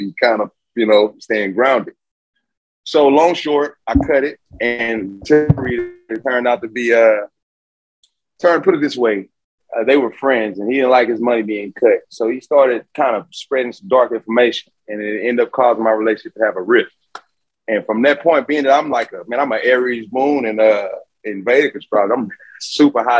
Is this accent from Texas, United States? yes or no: yes; Houston, Texas, United States; I'm from Houston, Texas, born and raised